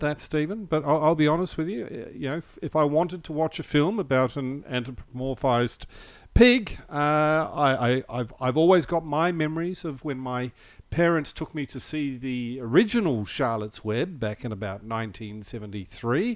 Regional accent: New Zealand; growing up in New Zealand

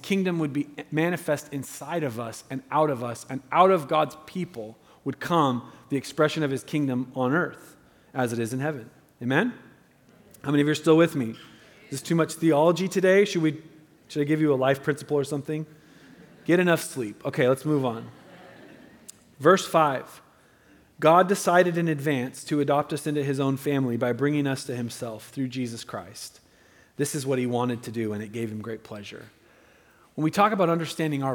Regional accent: United States; I love being an American

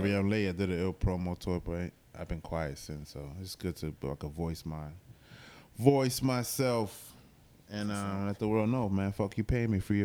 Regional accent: New York City, New York, United States; now in Jacksonville, United States; I was born and raised on Warren Street, but I grew up all over Corona. So I'm on the borderline Jackson Heights Corona

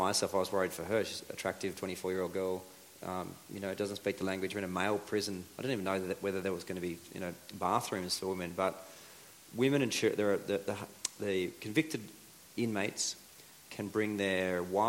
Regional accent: Australia; first language English; moved away as an adult; also born or lived in Bolivia / Colombia; we're Aussies, we're, you know, pretty sociable people in general

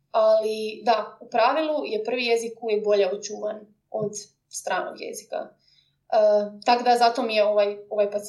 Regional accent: Croatia; now in London, United Kingdom

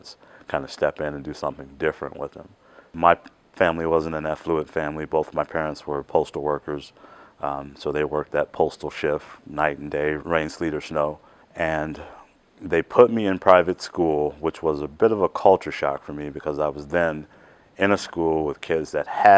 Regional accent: Chicago, Illinois, United States; I grew up in Chicago, Illinois.

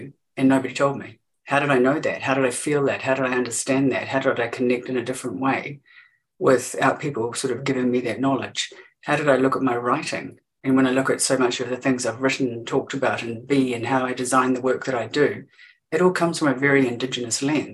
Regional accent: Gore, Southland, New Zealand; I grew up in Te Waipounamu

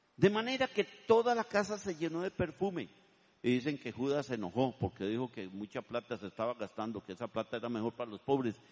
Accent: Turrialba, Cartago, Costa Rica; also born or lived in Vargas Araya, San José; now in San José, Costa Rica; Yo vendo queso Turialba porque yo soy de Turialba

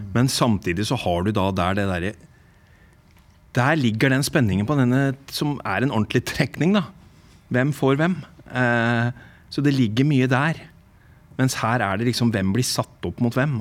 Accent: England, United Kingdom; now in Norway; Fra oppveksten min i England

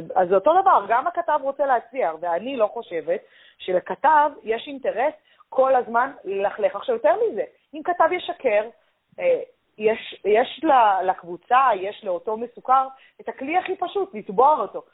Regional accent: Tel Aviv, Tel Aviv District, Israel; אני גדלתי ביד אליהו

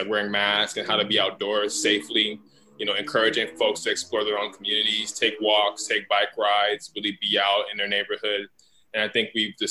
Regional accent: Los Angeles, California, United States; a kid who was born and raised on Crenshaw Boulevard in South

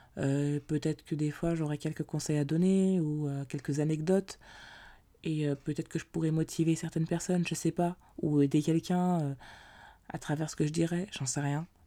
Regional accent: Paris, Île-de-France, France; je suis originaire de Paris

